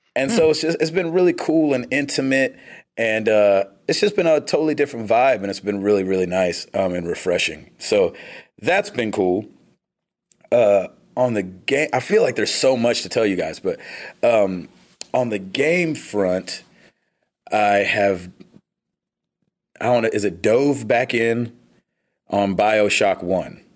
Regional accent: United States; I'm so American

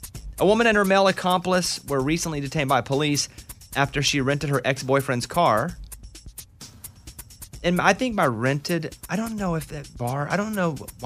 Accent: Arkansas, United States; Catching perch is not really where we come from. The perch where we grew up in Arkansas are not good for eating.

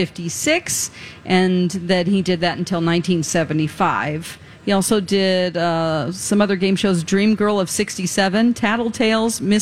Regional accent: Springfield, Missouri, United States; now in Minnesota, United States; I'm from Springfield, Missouri

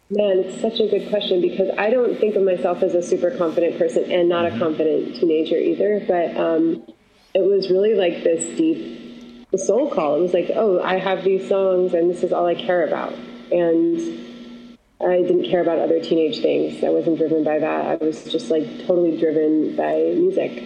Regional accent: Syracuse, New York, United States; moved away; also born or lived in Los Angeles / Costa Rica; I'm from Syracuse, New York

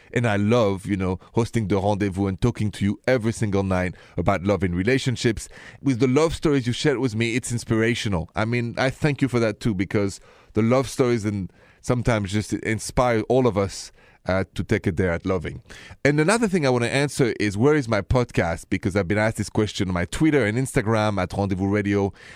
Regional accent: Paris, Île-de-France, France; accent: thick accent; moved away; Paris, where I'm from, with my thick accent, the city of love, the city of light

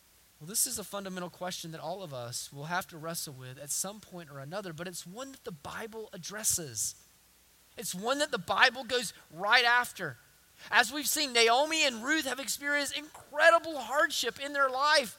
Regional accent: the South, United States; accent: southern; my southern accent

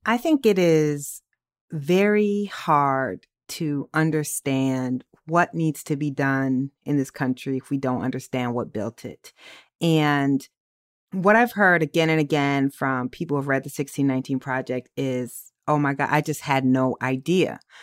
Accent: Waterloo, Iowa, United States; I'm from Waterloo

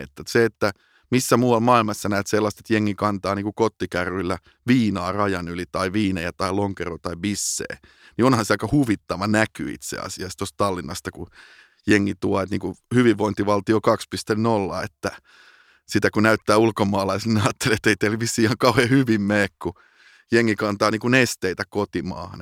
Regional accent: Finland; moved away as an adult; also born or lived in Amsterdam, Netherlands / London, United Kingdom; kun mä tulin takaisin Suomeen

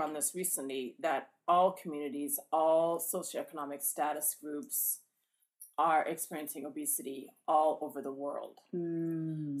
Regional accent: Canadian Prairies, Canada; also born or lived in Ghana / Atlanta, Georgia; now in Indiana, United States; the plains is where I'm from in Canada, so it's you know all the farmland

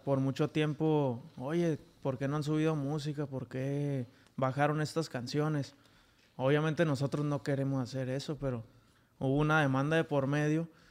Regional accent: Tijuana, Baja California, Mexico; Yo de aquí de Tijuana

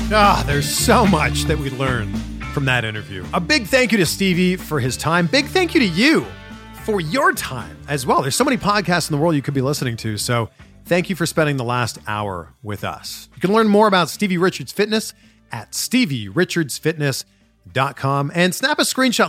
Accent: Pickering, Ontario, Canada; born or raised there; moved away as an adult; also born or lived in Vancouver / Toronto / Cleveland / Miami; now in Los Angeles, United States

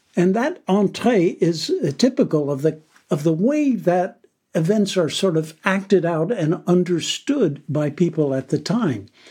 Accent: United States; I'm an American myself

